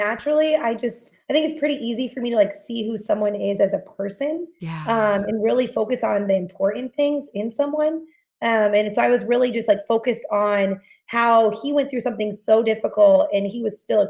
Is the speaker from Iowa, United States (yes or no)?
yes; Iowa, United States; So I grew up in Iowa, and I just come from a very, very supportive and loving family.